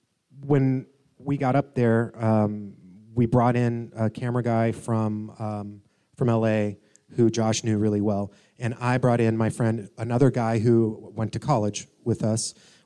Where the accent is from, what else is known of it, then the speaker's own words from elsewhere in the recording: Atlanta, Georgia, United States; I'm from Atlanta originally.